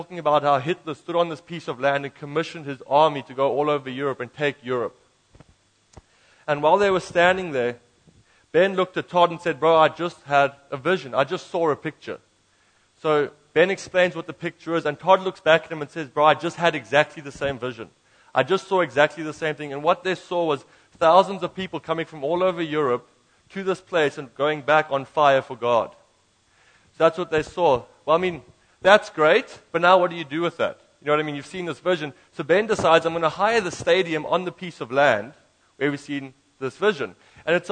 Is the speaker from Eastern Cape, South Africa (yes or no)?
no; Knysna, Western Cape, South Africa; now in Germany; I am from Knysna